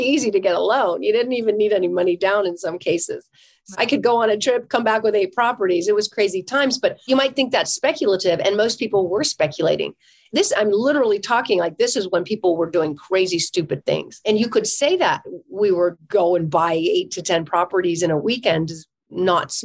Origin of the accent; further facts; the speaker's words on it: California, United States; I'm from California